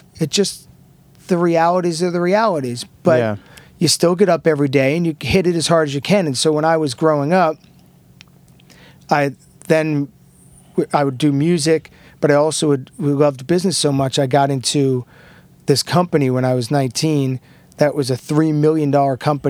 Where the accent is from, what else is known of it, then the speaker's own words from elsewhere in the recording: Long Island, New York, United States; I grew up on Long Island